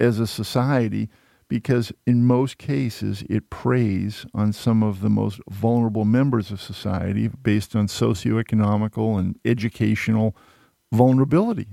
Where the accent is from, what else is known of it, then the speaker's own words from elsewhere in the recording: outside of Boston, Massachusetts, United States; a young … growing up outside of Boston